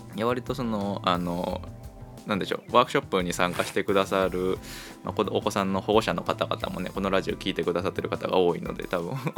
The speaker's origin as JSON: {"language": "Japanese", "region": "Kochi", "country": "Japan", "tie": "born or raised there", "said": "地元高 知県でしてね"}